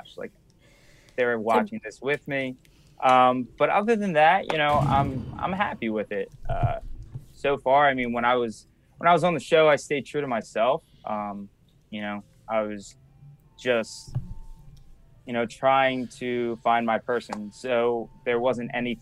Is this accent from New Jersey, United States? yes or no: yes; Wildwood, New Jersey, United States; where I'm from Wildwood, New Jersey